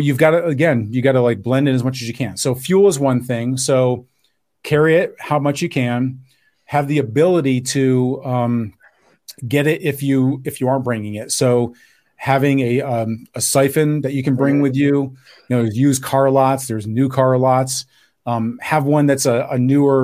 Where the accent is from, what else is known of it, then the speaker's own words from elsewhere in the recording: New York, United States; I'm from New York